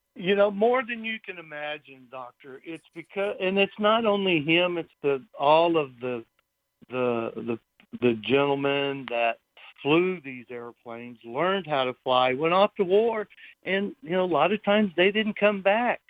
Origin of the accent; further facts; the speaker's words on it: Nashville, Tennessee, United States; moved away as an adult; also born or lived in California; I grew up in Nashville, Tennessee